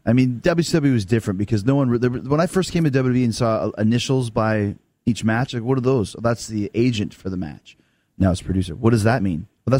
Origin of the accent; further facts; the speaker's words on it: Canada; I could come out as a Canadian and get booed